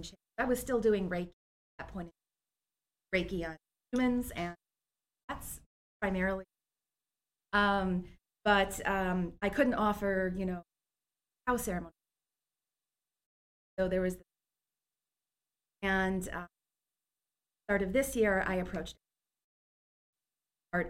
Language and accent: English; Milwaukee, Wisconsin, United States; also born or lived in Philadelphia / Rome; now in Aurora, United States; Originally, I'm from beautiful Milwaukee, Wisconsin